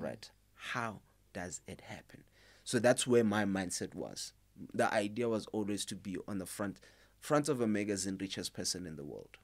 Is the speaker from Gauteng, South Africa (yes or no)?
no; Limpopo, South Africa; moved away; I'm originally from Limpopo.